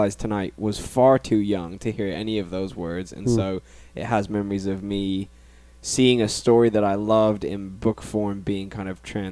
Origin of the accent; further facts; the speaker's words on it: England, United Kingdom; moved away; Growing up in England